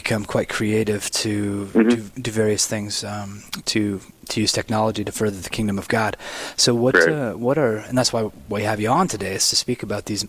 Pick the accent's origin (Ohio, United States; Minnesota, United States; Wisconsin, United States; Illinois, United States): Minnesota, United States; Tabor; I'm from Tabor, Minnesota.